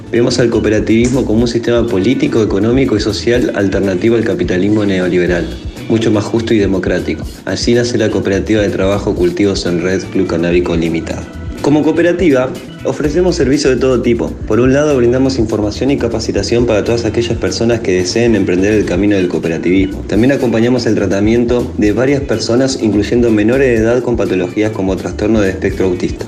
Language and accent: Spanish; Buenos Aires, Argentina; moved away as an adult; now in Paraná, Argentina; nací en Buenos Aires